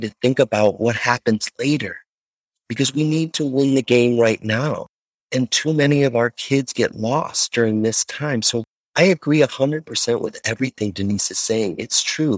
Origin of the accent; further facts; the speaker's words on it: Chicago, Illinois, United States; I'm from Chicago